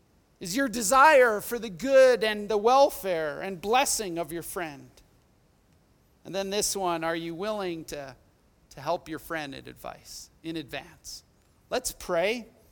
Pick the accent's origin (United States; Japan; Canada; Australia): Canada; Edmonton, Alberta; We did everything together as we grew up in Millwoods and Edmonton.